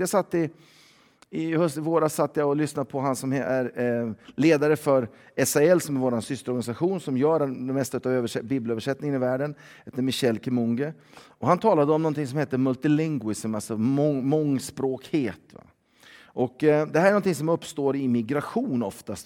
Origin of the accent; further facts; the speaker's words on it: Sweden; vi är svenskar och våra barn är ju svensktalande